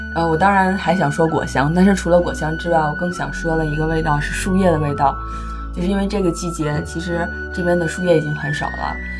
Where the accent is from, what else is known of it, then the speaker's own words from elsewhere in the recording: northern China, China; 因为我是北方人